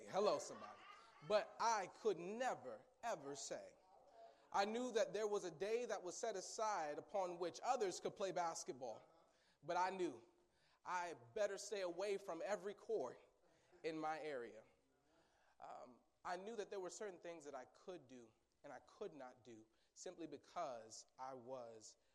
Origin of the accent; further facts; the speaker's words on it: Seattle, Washington, United States; moved away; also born or lived in St. Joseph, Missouri / Atchison, Kansas; I'm originally from Seattle, Washington